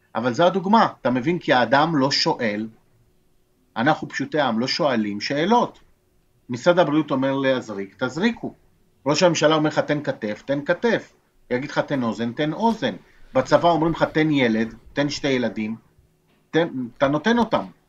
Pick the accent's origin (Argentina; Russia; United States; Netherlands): Argentina; now in Israel; אני יליד ארגנטינה, אני נולדתי בארגנטינה